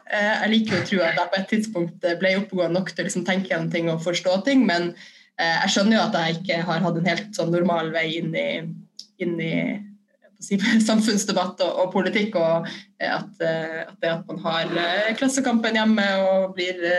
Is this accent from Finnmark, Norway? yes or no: yes; Kirkenes, Finnmark, Norway; moved away as an adult; Ja, jeg er 34 år gammel, og så kommer jeg fra Kirkenes, som er helt øst i Finnmark. Eh, det ligger på grensa til Russland. Og der er jeg født og oppvokst med en eh, koselig familie og med fin eh, natur i nærheten, nede ved en fjord.